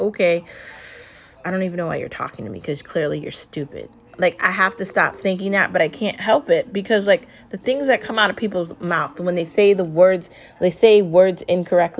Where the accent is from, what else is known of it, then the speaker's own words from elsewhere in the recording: United States; I'm American